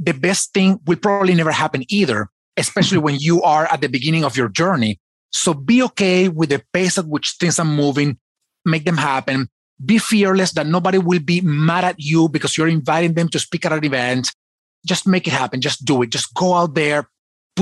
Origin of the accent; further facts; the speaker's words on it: Venezuela; I was born in Venezuela.